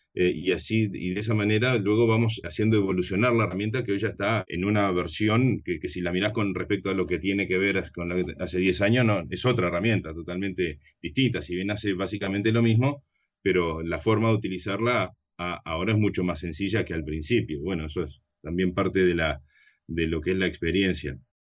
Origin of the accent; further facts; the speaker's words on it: Uruguay; yo soy de Uruguay, vivo en Montevideo